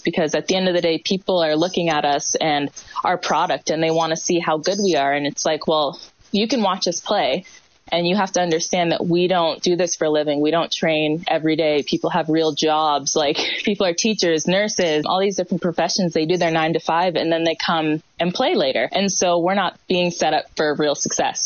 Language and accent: English; Hamilton, Ontario, Canada; this is a city that I was born and raised and definitely proud to be from